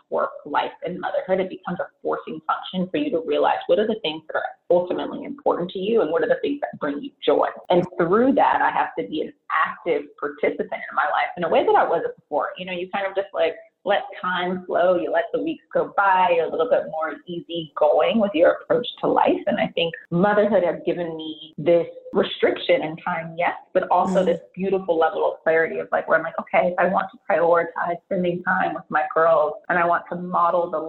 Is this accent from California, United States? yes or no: yes; San Francisco Bay Area, California, United States; born and raised in the San Francisco Bay Area